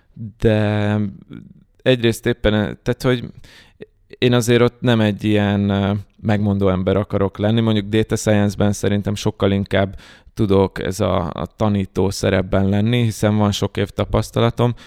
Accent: Hungary; magyarok vagyunk

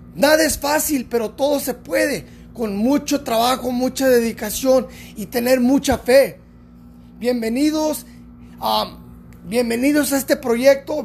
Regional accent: California, United States; yo soy mexicano-americano, soy nacido en California

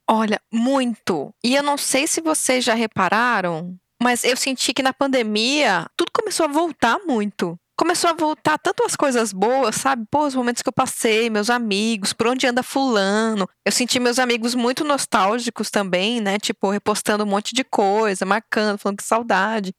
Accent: Brazil; moved away as an adult; now in Ireland; ela perguntou de onde eu era, né? Percebeu o sotaque começamos a conversar um pouco sobre o Brasil

